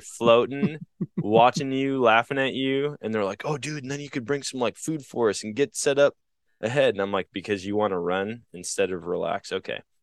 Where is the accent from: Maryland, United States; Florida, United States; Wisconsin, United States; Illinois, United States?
Wisconsin, United States; Eau Claire; at my hometown mall growing up, it was called the Oakwood Mall in Eau Claire, Wisconsin